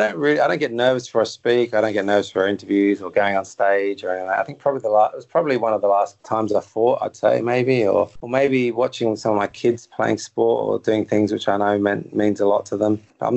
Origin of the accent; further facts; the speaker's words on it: England, United Kingdom; I'm an English person, I'd say morning, because over here, I probably get up 6 o'clock, something like that, and go to bed at 9:30, 10. But when I'm in England, I'm the other way around.